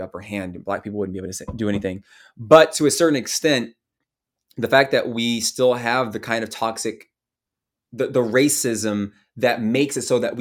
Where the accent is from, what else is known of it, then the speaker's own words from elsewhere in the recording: the South, United States; growing up in the South, which is a very Christian part of the country